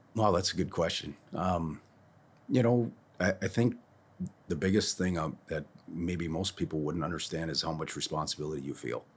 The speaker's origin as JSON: {"language": "English", "town": "Monticello", "region": "Minnesota", "country": "United States", "tie": "born or raised there", "said": "I went to school in town here."}